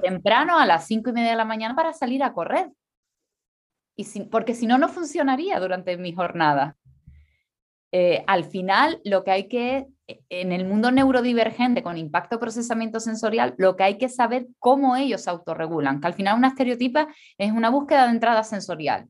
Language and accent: Spanish; Canary Islands, Spain; soy canaria